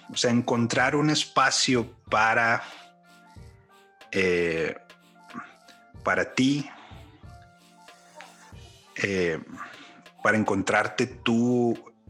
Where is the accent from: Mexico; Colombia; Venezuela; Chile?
Mexico; now in United States; Como mexicano, pero viviendo en, Estados Unidos, viviendo en otras partes.